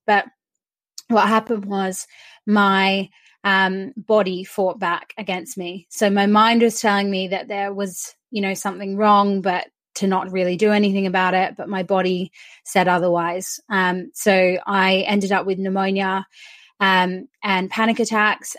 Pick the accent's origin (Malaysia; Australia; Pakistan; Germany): Australia; now in United Kingdom; I'm Australian, but I live in the UK